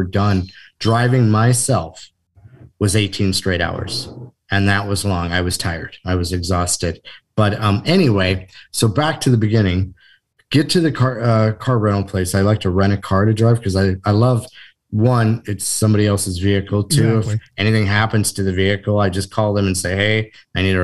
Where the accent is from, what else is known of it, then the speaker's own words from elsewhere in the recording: Iowa, United States; now in Atlanta, United States; I'm originally from Iowa.